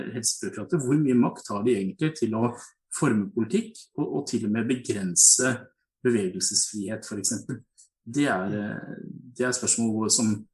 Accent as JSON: {"language": "Norwegian", "area": "Hedmark", "region": "Innlandet", "country": "Norway", "tie": "born or raised there", "also_born_or_lived": "Kongsvinger", "moved": "yes", "lives_now": "Oslo, Norway", "said": "Hedmark, hvor jeg opprinnelig kom fra"}